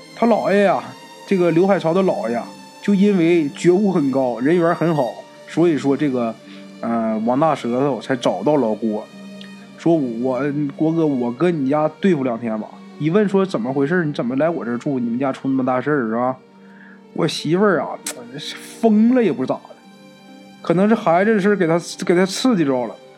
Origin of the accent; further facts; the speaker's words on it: Northeast China, China; 我们东北人呐